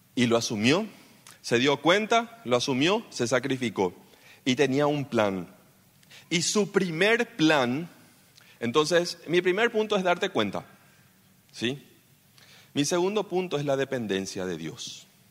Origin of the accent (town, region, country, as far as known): Paraguay